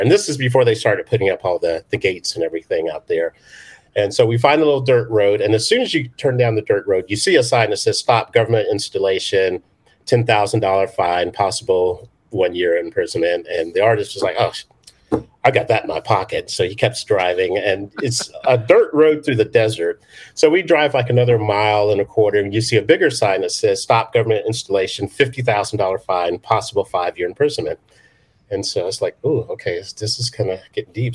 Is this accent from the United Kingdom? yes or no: yes; United Kingdom; moved away; I was born in London, well, outside of London